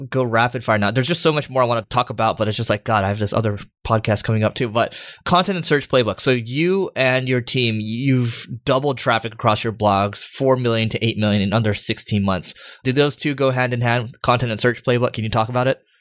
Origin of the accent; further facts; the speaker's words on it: United States; accent: American; my American accent